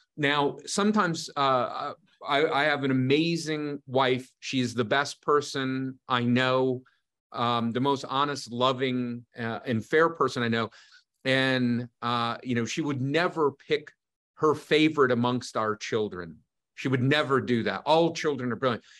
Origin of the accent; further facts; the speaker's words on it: United States; being an American